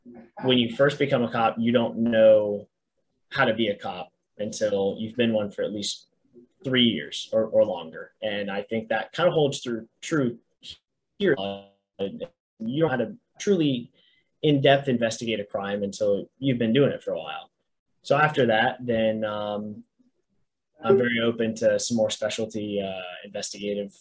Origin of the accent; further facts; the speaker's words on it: Daytona Beach, Florida, United States; now in Brevard County, United States; Daytona, where I grew up over in Volusia County.